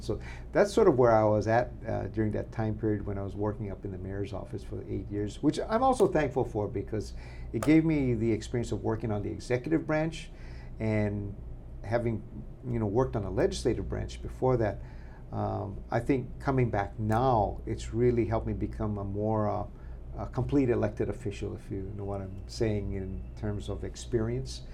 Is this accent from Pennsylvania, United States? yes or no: no; Makawao, Hawaii, United States; I was uh, born and raised in Makawao.